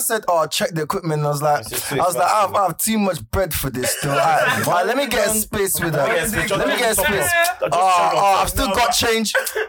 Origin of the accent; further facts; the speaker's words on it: Nigeria; I'm Nigerian